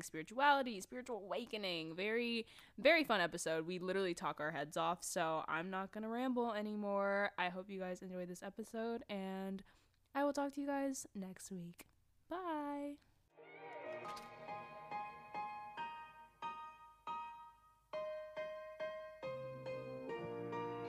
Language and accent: English; North Carolina, United States; I'm from North Carolina and a lot of colleges are like 45 minutes, an hour 30 maybe away from like Charlotte